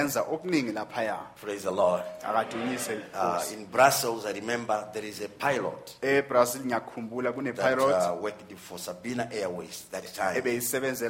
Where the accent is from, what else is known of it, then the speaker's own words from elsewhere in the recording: Zimbabwe; here in Zimbabwe, in my home country